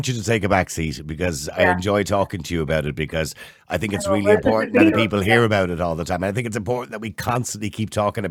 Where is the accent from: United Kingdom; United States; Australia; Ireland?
Ireland; Dublin, Leinster; I was born in St. Patrick's Home on the Navan Road